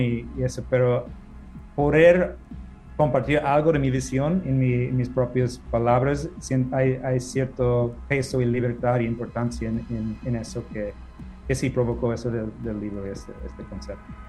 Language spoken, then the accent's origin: Spanish; Minneapolis, Minnesota, United States; moved away as an adult; now in Mexico City, Mexico; yo en, lo personal soy de Minneapolis, Minnesota. Yo llegué a la Ciudad de México hace casi 15 años